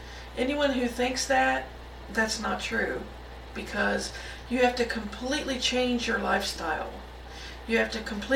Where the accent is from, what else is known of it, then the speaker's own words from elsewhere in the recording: Missouri, United States; Now, I'm originally from Missouri, so I kind of know what cold weather is